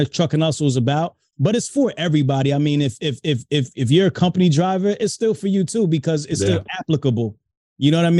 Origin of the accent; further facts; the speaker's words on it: Hightstown, New Jersey, United States; also born or lived in Brooklyn, New York; now in Mount Laurel, United States; I'm originally from Brooklyn, New York. From Brooklyn, New York. Moved out of there when I was young, though. Moved to Central Jersey, a place called Heights Town. That's where I went to high school